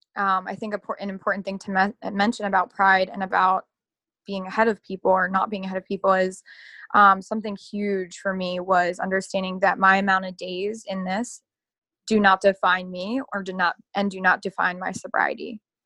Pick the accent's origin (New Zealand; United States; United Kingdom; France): United States; Dundalk, Maryland; I'm, literally I'm from Baltimore, like born and bred. Um, yeah. I'm from Dundalk.